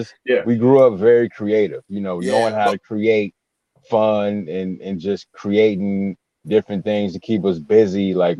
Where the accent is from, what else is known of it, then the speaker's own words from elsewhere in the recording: Detroit, Michigan, United States; Detroit, Michigan, west side Detroit, Michigan.